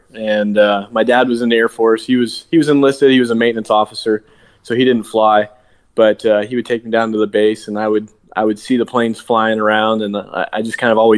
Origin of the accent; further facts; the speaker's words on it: Rochester, Indiana, United States; I grew up in Indiana. Rochester, Indiana, small little farming town. But my dad was stationed at Grissom Air Force Base, which is just north of Kokomo, Indiana.